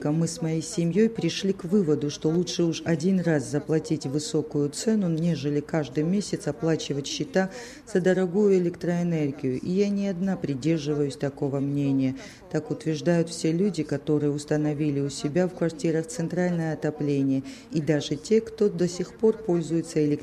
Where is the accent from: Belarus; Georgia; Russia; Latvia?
Georgia; Gagra, Abkhazia; Дело в том, что я беженка из Абхазии. Раньше жила в Гаграх.